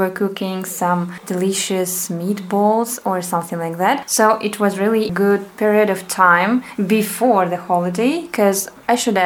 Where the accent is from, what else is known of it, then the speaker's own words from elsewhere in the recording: Russia; English is a second language; now in Hungary; we are from Russia